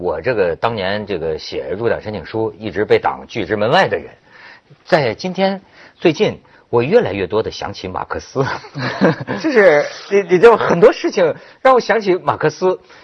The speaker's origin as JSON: {"language": "Chinese", "country": "China", "said": "但是我也是中国人了"}